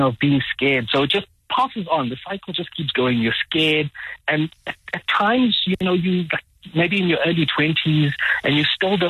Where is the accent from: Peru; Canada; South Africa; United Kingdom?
South Africa; Mthatha, Eastern Cape; I'm from Mthatha in the Eastern Cape